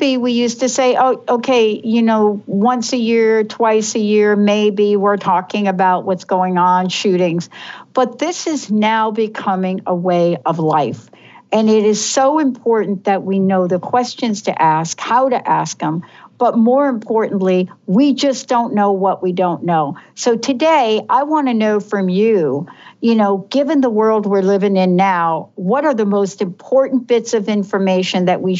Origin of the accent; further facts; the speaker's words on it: New York, United States; I grew up in New York, so, you know, there's an environment in New York City where you're used to certain things.